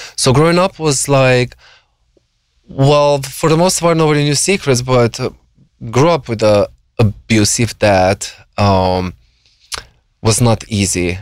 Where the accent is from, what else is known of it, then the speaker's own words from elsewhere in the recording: Slovenia; moved away as an adult; now in United States; I grew up in like a small conservative village, you know, very re- religious, um, Catholics